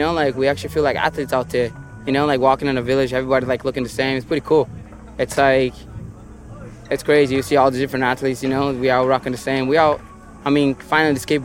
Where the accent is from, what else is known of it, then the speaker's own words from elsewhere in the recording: Brasília, Federal District, Brazil; English is a second language; moved away; I was born and raised in Brasília, Brazil, professional skateboarder street.